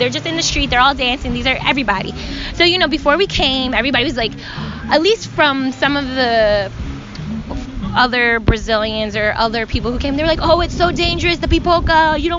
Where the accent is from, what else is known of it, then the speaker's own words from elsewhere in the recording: New York City, New York, United States; and we're from New York.